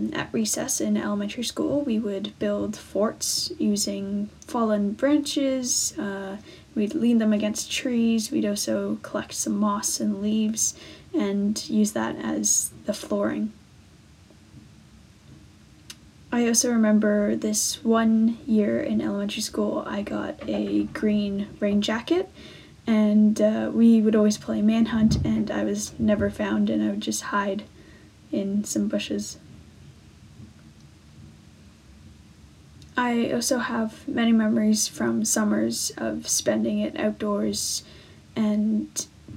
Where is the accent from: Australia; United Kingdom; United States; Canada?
Canada; North Vancouver, British Columbia; growing up in the Deep Cove outdoors